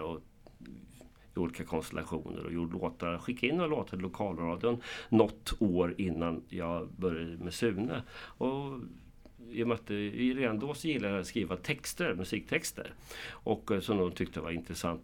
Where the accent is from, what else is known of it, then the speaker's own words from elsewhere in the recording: Karlskoga, Örebro County, Sweden; also born or lived in Köping / Lidköping / Arvika; jag är född i Karlskoga 1963